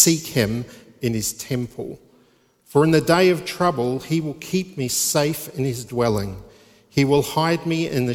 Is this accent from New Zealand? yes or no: yes; New Zealand; now in England; I'm from New Zealand. I was going to say I'm a Kiwi